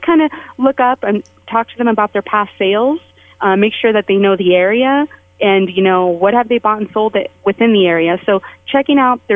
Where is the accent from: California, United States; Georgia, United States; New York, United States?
California, United States; San Jose; born or raised there; moved away as an adult; also born or lived in San Francisco; now in Las Vegas, United States